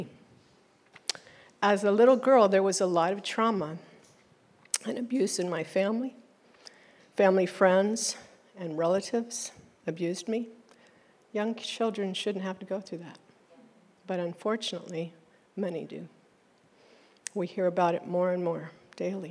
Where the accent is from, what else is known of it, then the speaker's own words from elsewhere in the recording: East Coast, United States; now in Oklahoma, United States; My birth certificate says I am a U.S. citizen born abroad. And so I was raised on the East Coast.